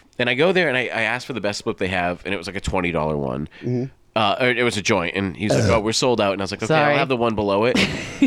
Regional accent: Los Angeles, California, United States; I'm from Los Angeles

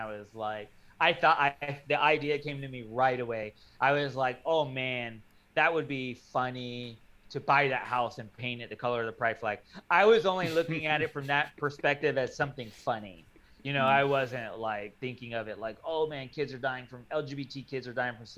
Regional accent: Florida, United States; I'm from Florida, and in Florida, we don't really have churches in communities

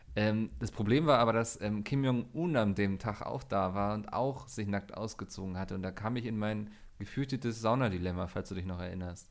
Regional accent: Northern Germany, Germany; als Norddeutscher

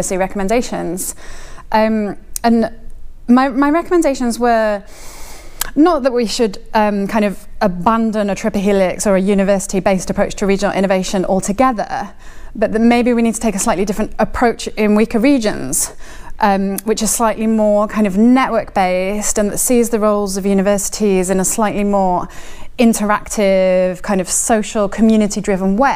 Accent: Wales, United Kingdom; Wales, which is my home country

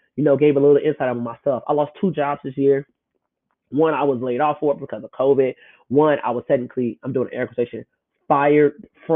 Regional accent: Chicago, Illinois, United States; moved away as an adult; also born or lived in Memphis, Tennessee; born and raised in Chicago

